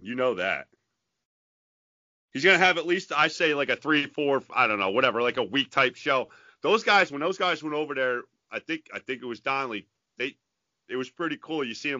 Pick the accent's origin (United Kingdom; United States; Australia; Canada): United States; New York; you know I grew up here in New York